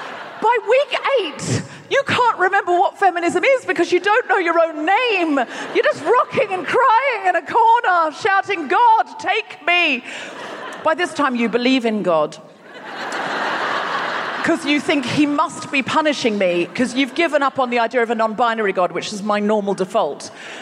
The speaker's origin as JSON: {"language": "English", "town": "Brisbane", "region": "Queensland", "country": "Australia", "tie": "born or raised there", "said": "And I was born and raised in Brisbane. I know I don't sound especially Australian, but I read a lot of Ian Blyton as a child, and I picked up the accent for the books."}